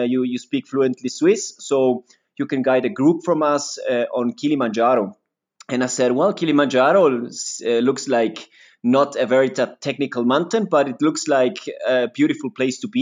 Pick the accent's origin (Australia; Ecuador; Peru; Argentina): Ecuador; Quito, Pichincha; also born or lived in Switzerland; I was born here in Quito.